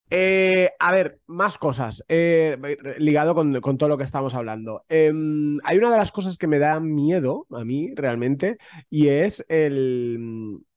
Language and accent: Spanish; Catalonia, Spain; soy muy catalán, soy muy a la pala es la pala